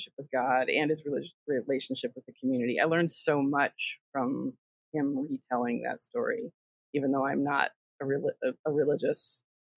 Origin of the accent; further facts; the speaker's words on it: Connecticut, United States; I grew up in Connecticut